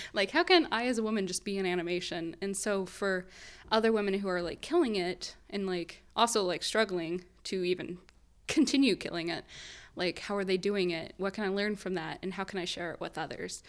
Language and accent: English; Southern Illinois, United States; moved away as an adult; also born or lived in Chicago, United States; now in Southern California, United States; I went to school in Chicago. I grew up in Southern Illinois